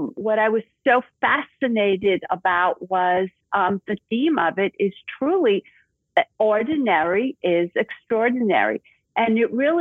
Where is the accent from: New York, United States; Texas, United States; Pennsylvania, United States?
New York, United States; New York City; accent: Brooklyn; now in Florida, United States; you can hear my Brooklyn accent.